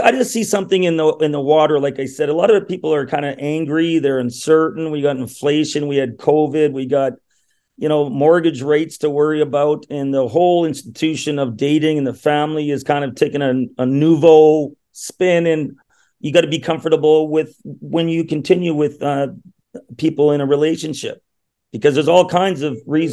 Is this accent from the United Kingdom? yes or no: no; Thunder Bay, Ontario, Canada; now in Toronto, Canada; I'm actually from Thunder Bay, Ontario, the Great White North